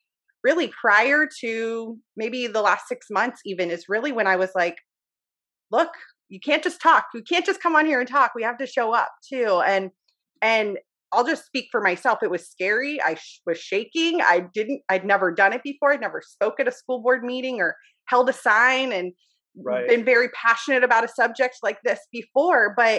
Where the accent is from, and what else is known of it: United States; born or raised there